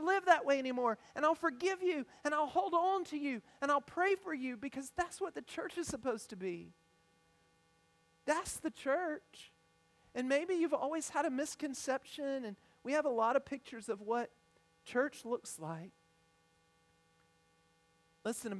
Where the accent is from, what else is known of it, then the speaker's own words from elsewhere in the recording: United States; also born or lived in Ethiopia; I consider it a privilege to grow up in the United States